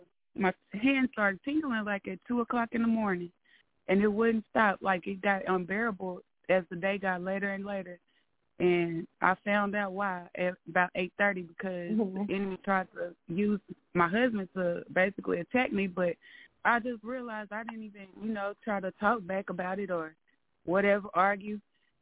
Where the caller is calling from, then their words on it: Arkansas, United States; Hey, Ms. LaShun … from Arkansas.